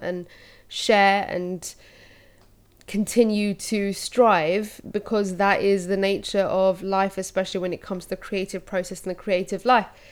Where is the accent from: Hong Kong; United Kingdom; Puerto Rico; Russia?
United Kingdom; London; I'm Londoner, born and raised